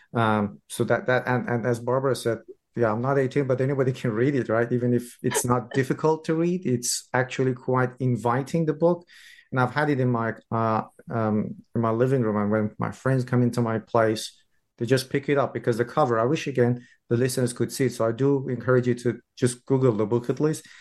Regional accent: Iran; I'm from Iran

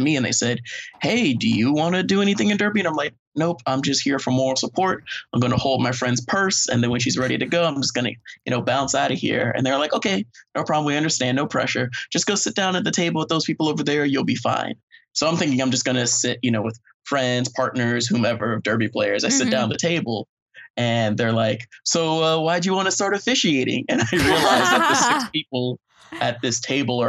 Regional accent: South Florida, United States; growing up in South Florida and being African-American

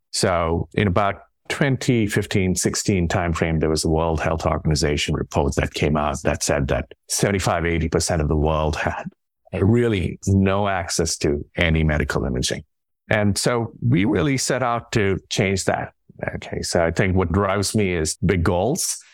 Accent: India; moved away; I grew up in India.

